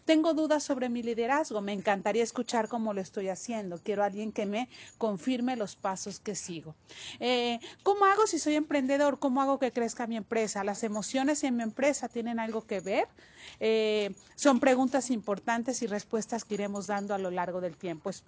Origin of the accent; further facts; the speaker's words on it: Mexico; He trabajado en mi país que se llama México